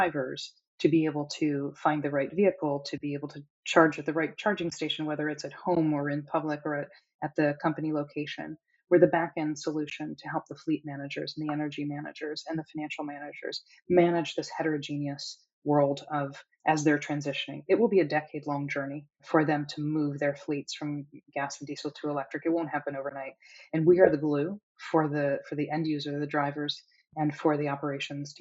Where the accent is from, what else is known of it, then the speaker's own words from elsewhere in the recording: United States; I am certainly American